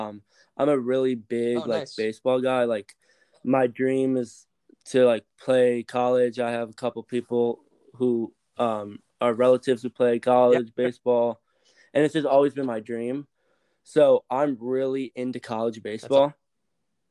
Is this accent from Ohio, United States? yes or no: yes; Ohio, United States; Growing up in Ohio